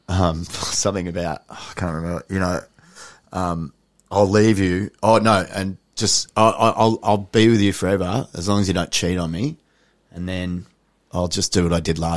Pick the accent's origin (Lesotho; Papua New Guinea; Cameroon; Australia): Papua New Guinea; I do a lot of stuff about my my dad, about growing up in New Guinea